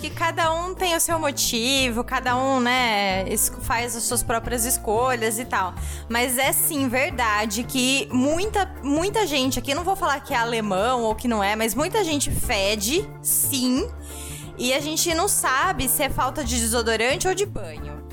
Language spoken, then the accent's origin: Portuguese; interior of São Paulo, Brazil; now in Germany; a gente é do, do interior de São Paulo